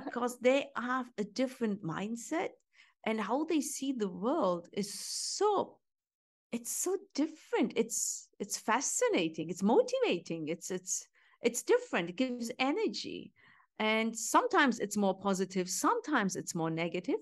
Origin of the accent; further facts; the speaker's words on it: Germany; moved away as an adult; also born or lived in Istanbul, Turkey; Because origin Turkish, I grew up in Germany